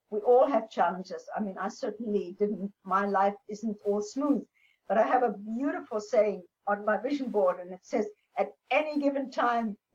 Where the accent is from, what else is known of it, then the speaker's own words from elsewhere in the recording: Namibia; they so loved the idea that I came from Namibia, that I was the first pilot, female pilot in Namibia.